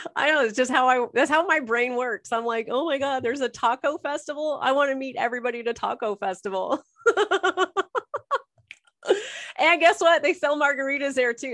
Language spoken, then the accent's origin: English; Orange, California, United States; also born or lived in Toronto area, Canada; now in Toronto, Canada; was born and raised in Orange, Orange County, California, I'm now in the Toronto area of Canada